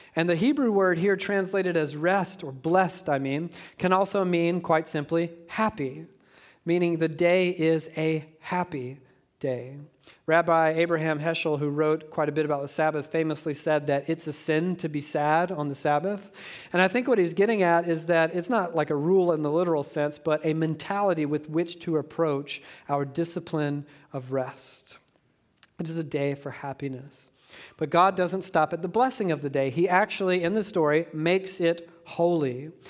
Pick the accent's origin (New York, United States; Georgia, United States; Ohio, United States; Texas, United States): Georgia, United States; I'm from Georgia